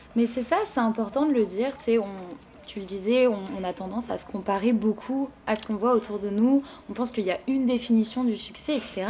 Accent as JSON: {"language": "French", "country": "France", "moved": "yes", "lives_now": "Montreal, Canada", "said": "je viens de France"}